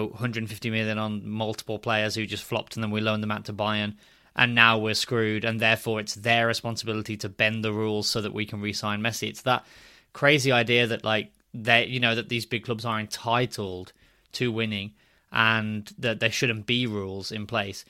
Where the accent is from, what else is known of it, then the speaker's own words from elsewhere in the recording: United Kingdom; also born or lived in Spain; as a British fan